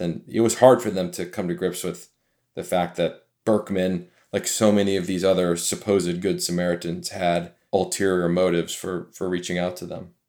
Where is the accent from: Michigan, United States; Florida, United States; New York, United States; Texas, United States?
Michigan, United States; I'm from Michigan, so I'm a Midwest guy myself